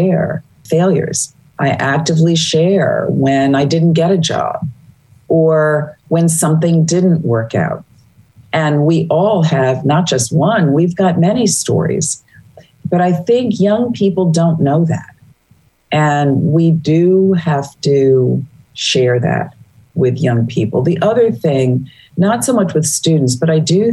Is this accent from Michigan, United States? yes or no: no; New York City, New York, United States; moved away as an adult; also born or lived in Boston, Massachusetts; I grew up in Brooklyn, New York